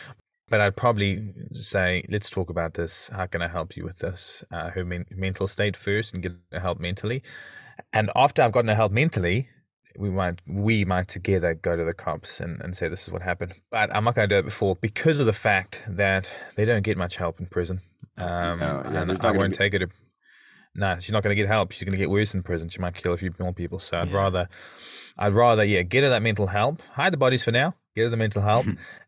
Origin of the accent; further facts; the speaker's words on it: New Zealand; also born or lived in South Africa; I'm from New Zealand, and they say, oh, is that in Australia? Or one girl said, oh yeah, I said I was born in South Africa